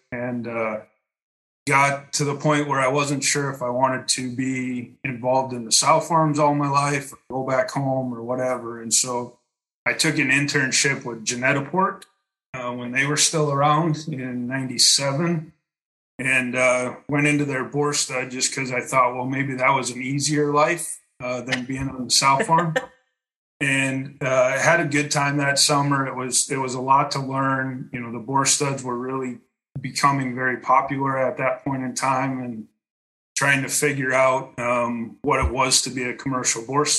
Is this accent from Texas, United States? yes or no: no; West Central Minnesota, United States; moved away as an adult; also born or lived in Kansas; now in Wisconsin, United States; from Minitube USA. I'm the CCO here. I was born and raised in West Central Minnesota on a pretty diverse farming operation back in the late 80s and early 90s.